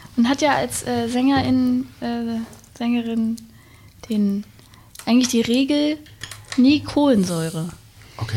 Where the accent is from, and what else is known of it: Wendland, Lower Saxony, Germany; born or raised there; also born or lived in Berlin